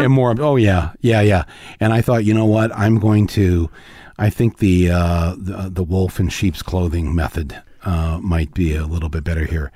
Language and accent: English; Midwest, United States; we're from the Midwest